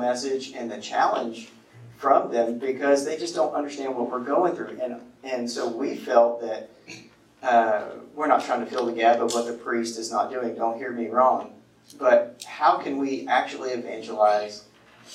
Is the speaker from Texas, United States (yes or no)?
yes; Livingston, Texas, United States; moved away; I'm from Livingston, East Texas